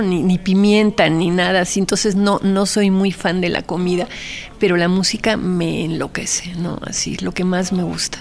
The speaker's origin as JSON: {"language": "Spanish", "country": "Mexico", "tie": "born or raised there", "also_born_or_lived": "Argentina", "said": "el haber crecido, porque fui educada en los dos países y con papás extranjeros, entonces siempre está como la, la comparación entre México y Argentina"}